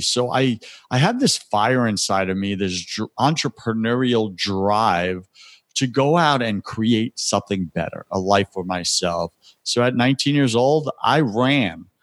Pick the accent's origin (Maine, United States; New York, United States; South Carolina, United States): New York, United States; Long Island; now in Tampa, United States; I'm from Long Island, born and raised on